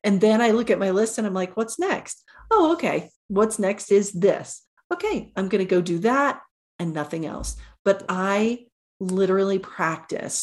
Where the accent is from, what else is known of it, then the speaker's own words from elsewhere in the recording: Oklahoma, United States; I grew up in Oklahoma